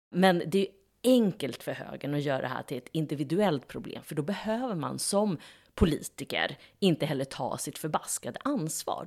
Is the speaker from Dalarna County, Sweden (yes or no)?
no; Norrköping, Östergötland, Sweden; i Navesta och Hageby, där jag kommer ifrån